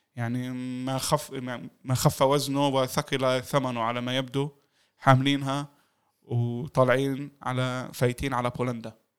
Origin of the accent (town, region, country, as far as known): Palestine